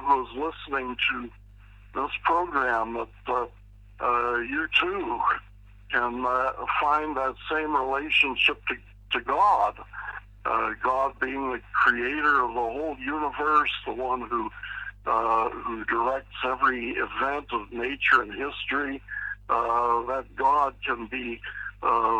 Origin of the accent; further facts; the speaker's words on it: Pittsburgh, Pennsylvania, United States; I was raised in Pittsburgh, Pennsylvania